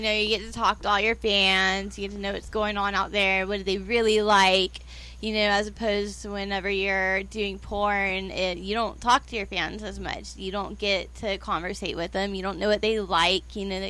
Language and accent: English; Austin, Texas, United States; I'm from Texas, from Austin, Texas.